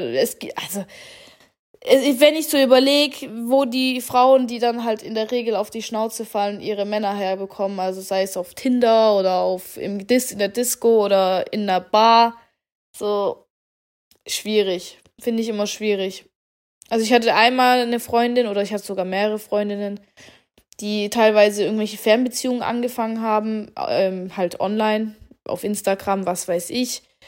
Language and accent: German; Germany; Bei uns in Deutschland